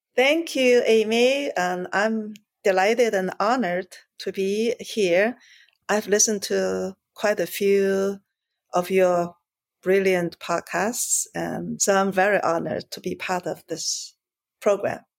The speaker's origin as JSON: {"language": "English", "country": "China", "tie": "born or raised there", "also_born_or_lived": "Shanghai", "moved": "yes", "said": "I grew up in China. I was born in Shanghai."}